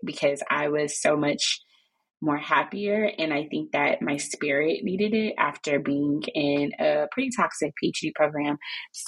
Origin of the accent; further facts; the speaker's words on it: Chicago, Illinois, United States; now in Maryland, United States; I am originally from Chicago, and I live here in Maryland with my husband and my three kids.